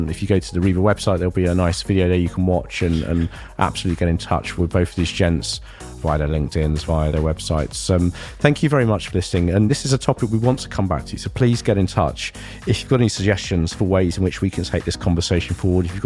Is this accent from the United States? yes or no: no; Ilford, London, United Kingdom; accent: Ilford; I've spent the last nearly 20 years losing my Ilford accent.